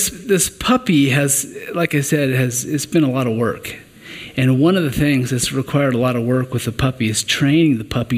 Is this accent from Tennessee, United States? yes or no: no; Western Kansas, United States; now in Colorado Springs area, United States; I'm originally from Western Kansas